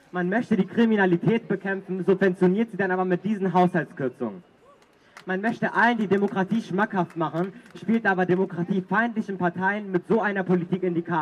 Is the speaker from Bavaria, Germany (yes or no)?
no; Berlin, Germany; also ich bin in der Großstadt aufgewachsen. Ähm, und ich hatte eigentlich eine sehr schöne Kindheit, weil vor allem auch in der Gropiusstadt